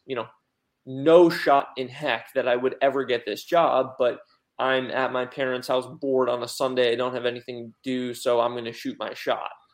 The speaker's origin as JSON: {"language": "English", "region": "Pennsylvania", "country": "United States", "also_born_or_lived": "Oregon", "moved": "as an adult", "lives_now": "Raleigh, United States", "said": "I was actually back home in Pennsylvania visiting for a couple days while living in Oregon."}